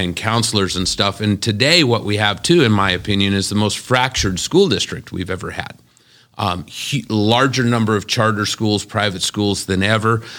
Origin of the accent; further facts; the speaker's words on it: Las Vegas, Nevada, United States; I'm born and raised in Las Vegas. I've never lived any place else.